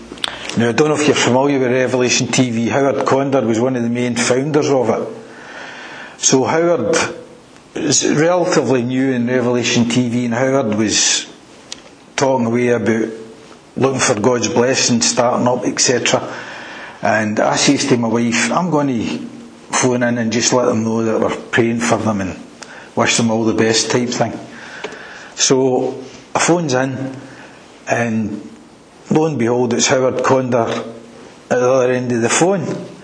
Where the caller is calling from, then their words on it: Airdrie, Scotland, United Kingdom; I'm calling you for a stay in Airdrie. Yeah, you know, it's between Glasgow and Edinburgh, you wouldn't know it.